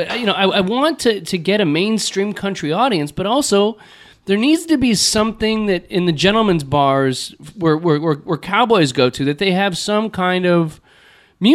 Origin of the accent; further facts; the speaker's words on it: Texas, United States; And I'm from Texas. I'm from Texas.